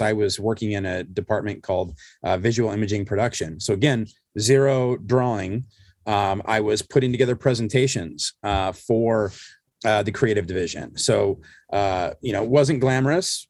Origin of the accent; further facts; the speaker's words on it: Southern California, United States; I grew up here in Southern California, which is, you know, where I am still